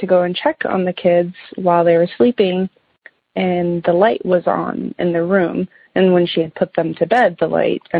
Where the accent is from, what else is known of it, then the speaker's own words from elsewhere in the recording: Minnesota, United States; the house that I grew up in. So my parents bought our house that we grew up in Minnesota here in the early 90s